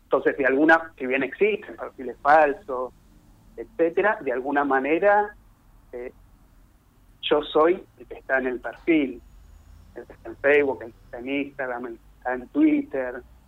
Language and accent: Spanish; Buenos Aires, Argentina; yo soy de, Autónoma de Buenos Aires